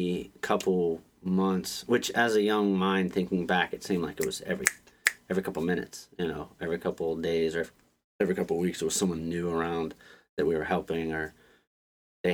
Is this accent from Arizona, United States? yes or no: no; Pine Island, Florida, United States; moved away as an adult; now in Baltimore, United States; Then we went down to South Florida. It was like Fort Myers, Pine Island. And I spent 20 years on an island.